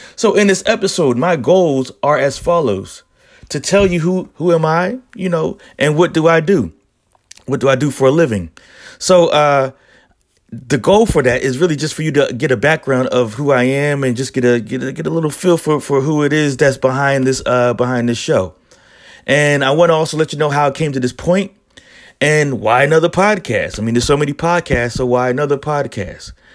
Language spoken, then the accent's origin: English; Philadelphia, Pennsylvania, United States; I'm originally from Philadelphia, born and raised in Philly